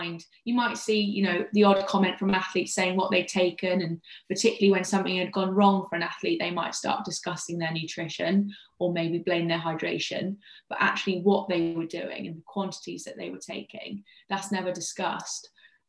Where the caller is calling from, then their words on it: East Midlands, United Kingdom; I'm talking to you from Leicestershire in the UK. So quite a long way from you guys today.